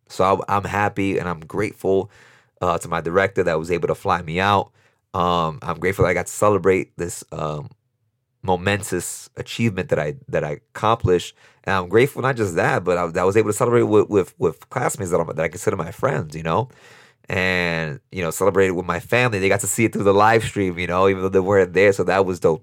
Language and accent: English; New York City, New York, United States; this kid born and raised in Brooklyn, New York, in East New York, um, to immigrant parents from Dominican Republic, humble beginnings.